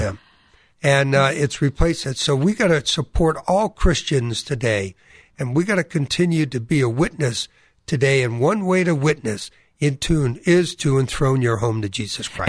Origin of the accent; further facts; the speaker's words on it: New England, United States; I experienced growing up in New England, wonderful Protestant family